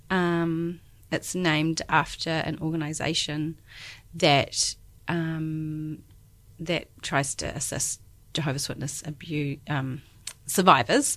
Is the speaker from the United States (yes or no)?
no; Christchurch, Canterbury, New Zealand; moved away as an adult; now in Dunedin, New Zealand; I'm born and bred in Christchurch, and I've been in Dunedin the last ten years